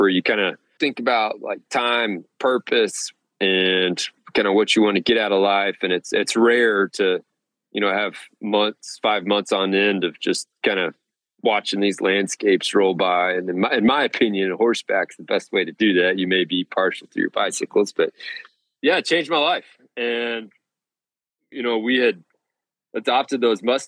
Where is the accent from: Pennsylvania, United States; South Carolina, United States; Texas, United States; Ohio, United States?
Texas, United States; Amarillo; also born or lived in Bozeman, Montana; now in Austin, United States; From Amarillo originally, and then lived in Bozeman for a bit. And then now I'm down in Austin, Texas.